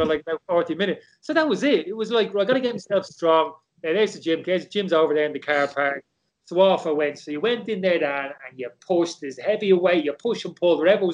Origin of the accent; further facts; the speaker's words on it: Dublin, Leinster, Ireland; I never saw pasta growing up in Dublin